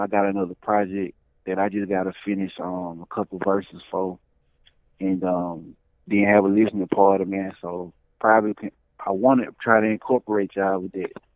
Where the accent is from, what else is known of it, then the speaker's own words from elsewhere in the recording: Birmingham, Alabama, United States; I'm from Birmingham, Alabama